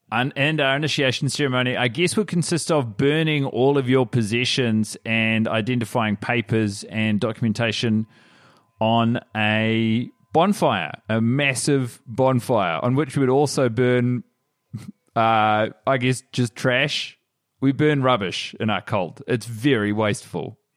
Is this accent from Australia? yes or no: yes; Australia; now in Vienna, Austria; I'm Australian and she's Swedish, but we're living in Vienna